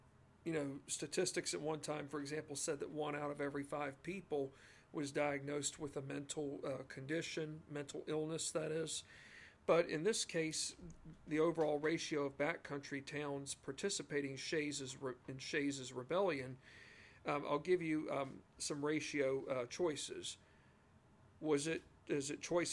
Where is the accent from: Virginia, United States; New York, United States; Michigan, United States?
Virginia, United States; I'm from Virginia and still live in the great state of Virginia